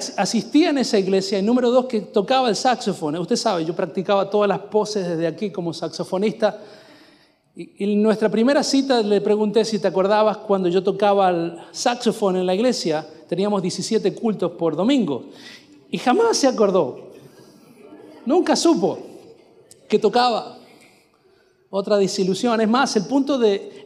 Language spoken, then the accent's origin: Spanish; Mendoza, Argentina; first language Spanish; moved away as an adult; also born or lived in Quilmes, Buenos Aires Province / northern Florida, United States; now in Florida, United States; Yo era un mendocino que había llegado con su saxofono